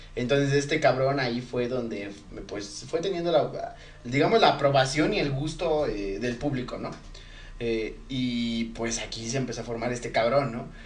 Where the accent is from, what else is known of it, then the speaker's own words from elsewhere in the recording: Ecatepec, State of Mexico, Mexico; somos de Catepec